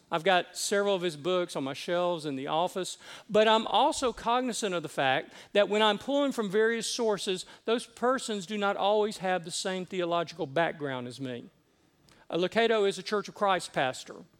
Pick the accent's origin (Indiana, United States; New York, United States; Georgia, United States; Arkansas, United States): Georgia, United States; Decatur; also born or lived in Cherokee County, Georgia; I grew up at Columbia Drive Methodist in Decatur, where I was confirmed